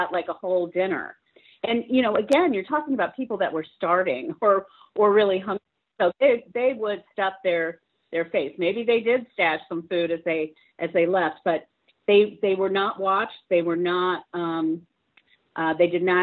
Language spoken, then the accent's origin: English; St. Petersburg, Florida, United States; I'm from St. Petersburg, Florida.